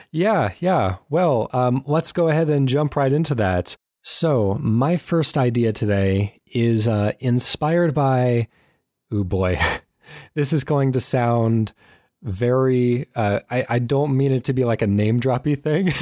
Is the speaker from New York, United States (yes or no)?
no; Southern California, United States; now in Washington, United States; I was born in Southern California